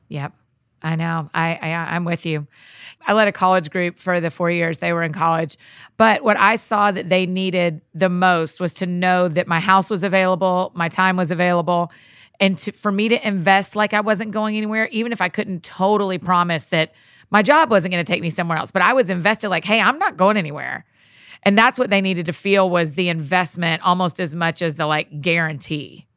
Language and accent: English; the South, United States; accent: Southern; my Southern accent